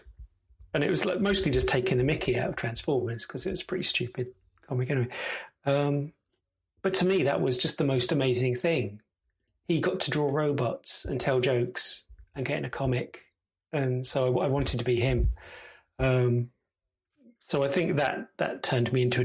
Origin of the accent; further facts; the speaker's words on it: Gravesend, South East England, United Kingdom; moved away as an adult; now in York, United Kingdom; I'm from Gravesend originally